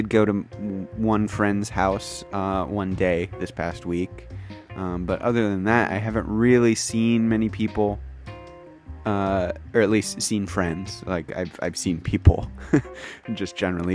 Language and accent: English; United States; moved away as an adult; now in Kyoto, Japan; I am an English teacher from the United States of America, living and working in Kyoto, Japan